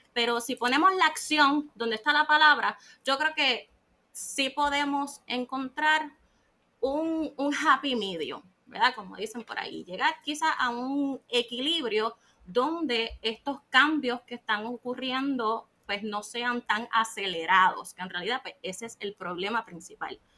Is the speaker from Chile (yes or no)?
no; Puerto Rico; soy de Puerto Rico y vivo aquí en la isla